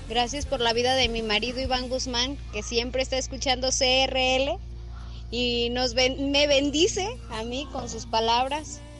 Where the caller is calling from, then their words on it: Santa Fe, Argentina; Ciudad de las Muchas Aguas, Santa Fe.